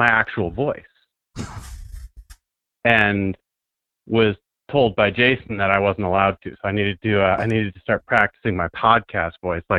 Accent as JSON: {"language": "English", "region": "Maine", "country": "United States", "tie": "born or raised there", "moved": "as an adult", "said": "I grew up in, I was born and raised in Maine, so you know, I'm way out in the bush there, and so my actual voice is a little bit like this."}